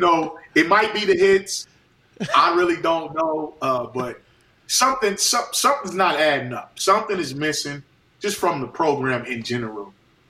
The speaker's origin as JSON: {"language": "English", "town": "Columbus", "region": "Ohio", "country": "United States", "tie": "born or raised there", "said": "because I'm from Columbus, right?"}